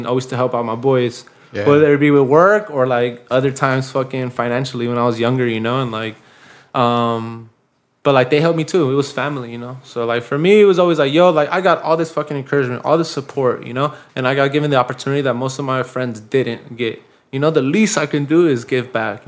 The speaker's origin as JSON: {"language": "English", "town": "Pasadena", "region": "California", "country": "United States", "tie": "born or raised there", "said": "growing up in Pasadena"}